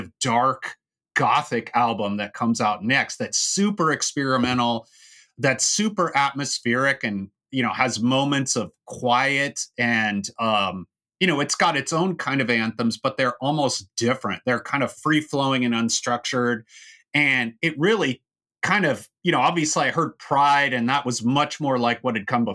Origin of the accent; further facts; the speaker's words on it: Orange County, California, United States; where I grew up in Orange County